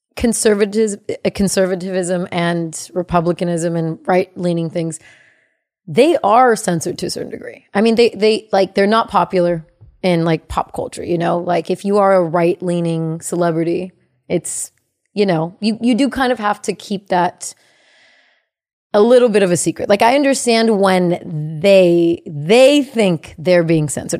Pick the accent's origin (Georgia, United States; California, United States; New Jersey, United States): California, United States; Bay Area; I'm from the Bay Area